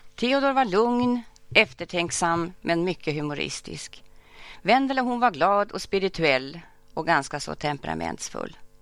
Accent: Örnsköldsvik, Västernorrland County, Sweden; moved away; also born or lived in Stockholm; jag hade den stora förmånen att få växa upp nära farmor och farfar. Och framförallt att få växa upp på Mjölnberget

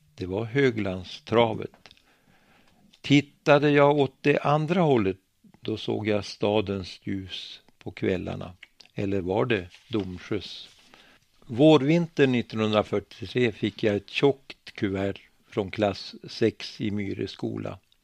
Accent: Bölen, Västernorrland County, Sweden; I Bölen, min hemby, fanns ett IOGT ordenshus

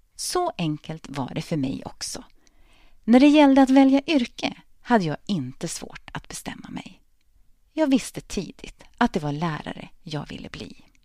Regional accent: Örnsköldsvik, Västernorrland County, Sweden; moved away as an adult; also born or lived in Linköping; tre fantastiska gymnasieår på samhällsvetenskapliga linjen på Parkskolan i Örnsköldsvik

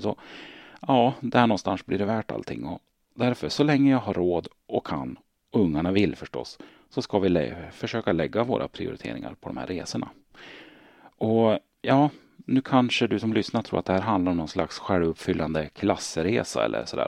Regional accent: Hälsingland, Gävleborg County, Sweden; Jag är född och uppvuxen i Hälsingland

